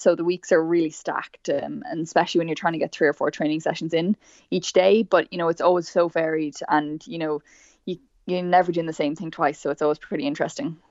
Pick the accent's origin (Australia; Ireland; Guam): Ireland; Meath, Leinster; So I'm from Meath originally